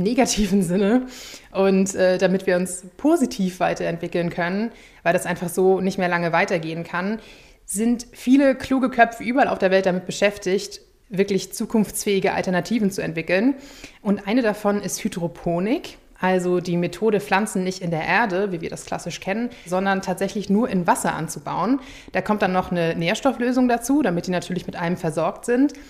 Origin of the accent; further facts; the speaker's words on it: Schleswig-Holstein, Germany; in meiner Heimat Schleswig-Holstein